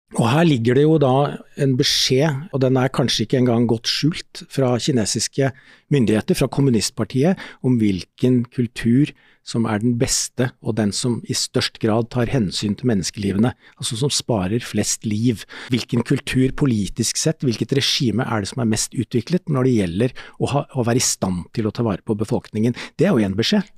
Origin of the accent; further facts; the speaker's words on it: Askim, Viken, Norway; i Askim, der jeg vokste opp